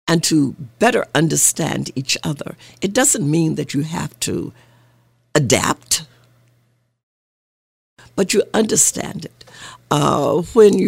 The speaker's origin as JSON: {"language": "English", "region": "Arkansas", "country": "United States", "tie": "born or raised there", "moved": "yes", "said": "I grew up in Arkansas"}